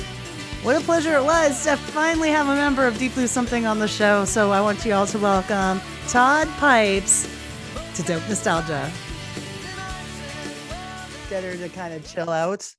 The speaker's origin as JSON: {"language": "English", "country": "Canada", "also_born_or_lived": "Alberta", "said": "I'm from Canada. This is Canadian, and we're in a province called Alberta"}